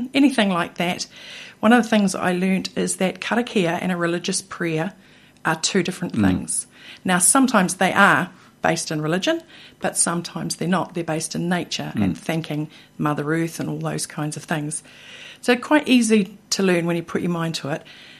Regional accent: New Zealand

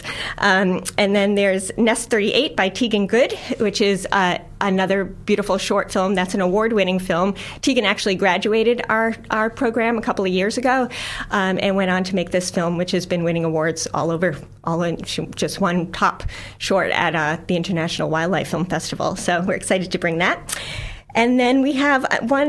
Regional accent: United States; now in New Zealand; if you can't tell from my funny little accent, I'm not a Kiwi. I'm from the U.S.

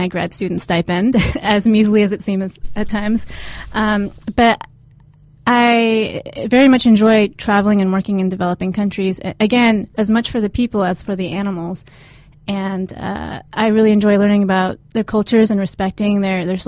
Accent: San Diego, California, United States; also born or lived in Japan; I was born in Japan, but grew up in San Diego

